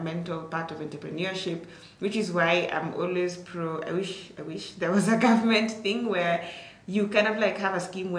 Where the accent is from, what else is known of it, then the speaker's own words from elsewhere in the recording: Turbo, Uasin Gishu County, Kenya; I come from Turbo. Turbo is like maybe, depending on how fast you're driving, like maybe, let's say 20 to, I'd say like 30 to like 40 minutes from Eldoret town.